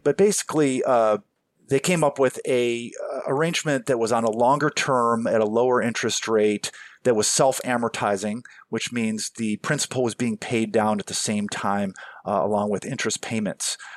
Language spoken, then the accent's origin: English; Cleveland, Ohio, United States; my hometown